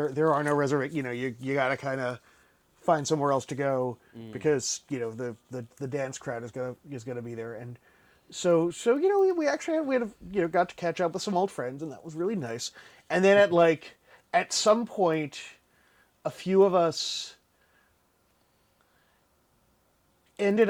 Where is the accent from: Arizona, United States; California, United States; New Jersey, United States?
New Jersey, United States; Asbury Park; I grew up near Asbury Park, New Jersey